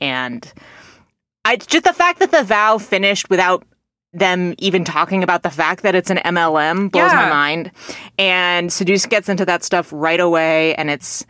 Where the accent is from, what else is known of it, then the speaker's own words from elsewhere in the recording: California, United States; accent: California; I don't know how to shake my California accent.